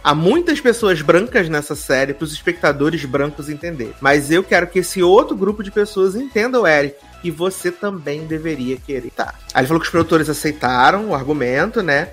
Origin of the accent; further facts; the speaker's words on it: Rio de Janeiro, Brazil; enquanto carioca